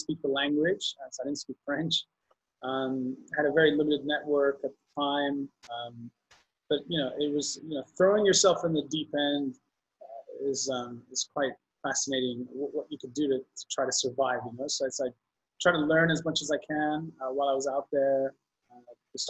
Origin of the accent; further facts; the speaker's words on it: Bahrain; moved away as an adult; also born or lived in San Francisco; So originally from the Middle East, born and raised in Bahrain.